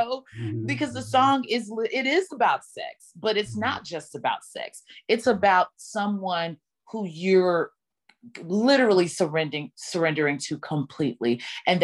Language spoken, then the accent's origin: English; Dallas, Texas, United States; my hometown in Dallas